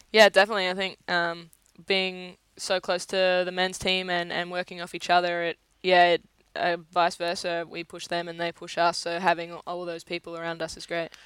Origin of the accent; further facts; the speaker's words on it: Australia; as an Australian player